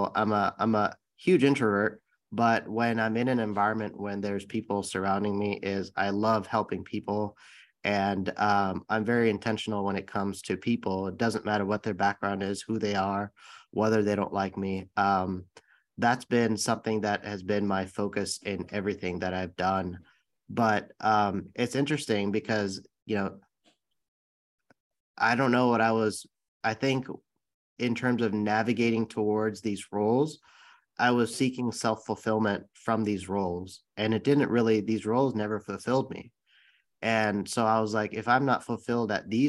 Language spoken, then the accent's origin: English; San Bruno, California, United States; I grew up in the Bay Area in San Bruno, California